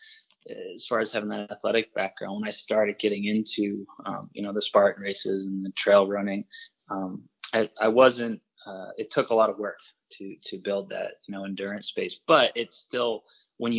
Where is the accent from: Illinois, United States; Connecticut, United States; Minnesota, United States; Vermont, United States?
Vermont, United States; Woodstock; I grew up in Woodstock, about just a few miles from the big ski mountain Killington